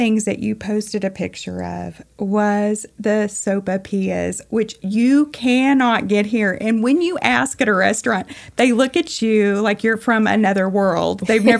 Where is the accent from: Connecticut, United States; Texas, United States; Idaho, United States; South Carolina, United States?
Texas, United States; I was raised in Texas.